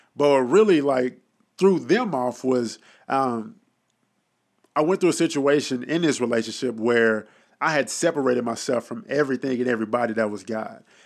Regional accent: Dallas, Texas, United States; I'm born and raised in Dallas, Texas. Oak Cliff, to be exact

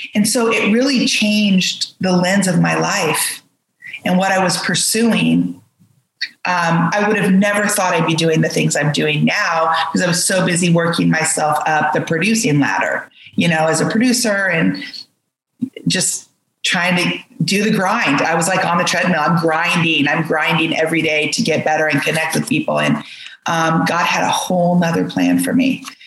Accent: United States; I'm from America

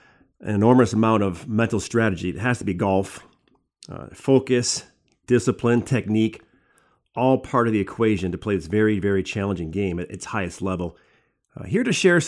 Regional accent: just north of Detroit, Michigan, United States; I grew up in Michigan as well, just north of Detroit

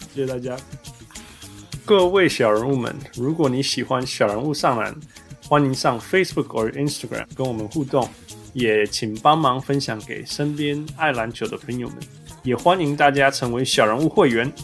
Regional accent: Vancouver, British Columbia, Canada; 因为你知道我小时候是被香港人环绕长大的，所以我是从小听丢党长大的。 哦， 我们在温哥华嘛，旁边都是香港。

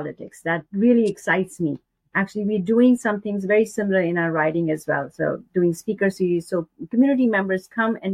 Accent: India; now in Canada; I am from India

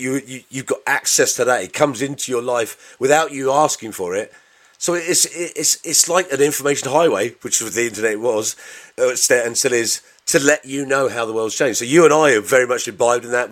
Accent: Bedford, East of England, United Kingdom

